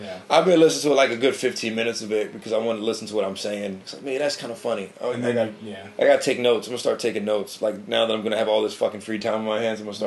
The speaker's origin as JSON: {"language": "English", "town": "New Britain", "region": "Connecticut", "country": "United States", "tie": "born or raised there", "lives_now": "Hartford, United States", "said": "I live in Hartford, you know, but I'm from New Britain. I'm born and raised."}